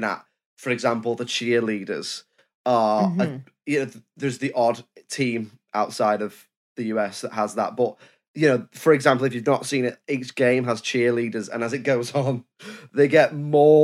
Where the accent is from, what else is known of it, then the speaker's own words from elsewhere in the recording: United Kingdom; I'm British